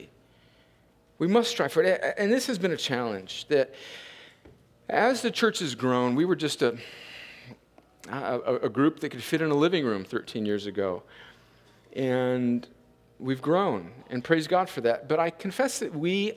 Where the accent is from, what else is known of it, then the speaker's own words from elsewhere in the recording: United States; I'm American